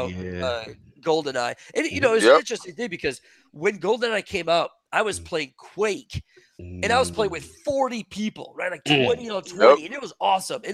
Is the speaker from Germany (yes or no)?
no; Quebec, Canada; first language French; English is a second language; moved away; I didn't speak English. I learned English when I was 10. I spoke French in Quebec.